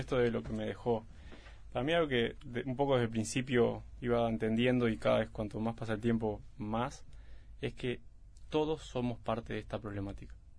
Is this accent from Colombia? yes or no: no; Uruguay